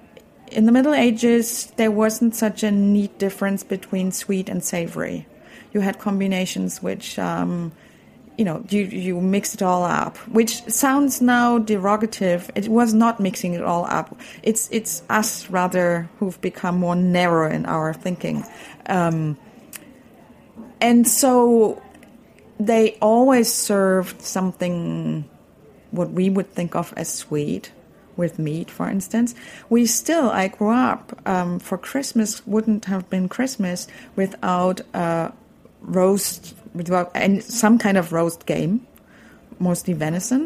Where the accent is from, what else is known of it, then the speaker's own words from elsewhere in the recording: Berlin, Germany; I grew up in Berlin.